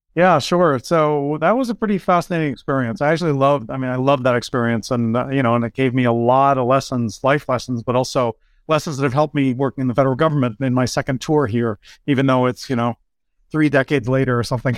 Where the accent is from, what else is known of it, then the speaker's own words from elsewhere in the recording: outside Lowell, Massachusetts, United States; I grew up in Massachusetts. Grew up on the border of New Hampshire, um, right outside of Lowell, Mass